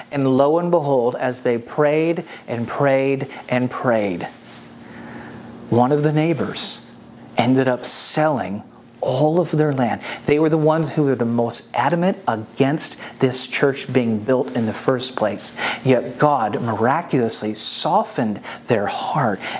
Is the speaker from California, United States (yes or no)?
no; St. Louis, Missouri, United States; now in Atlanta, United States; But I, you know, I'm from St. Louis, Missouri. Uh, if you're a part of our church here in Atlanta, you know that I talk about it all the time. Um, but I'm from St. Louis.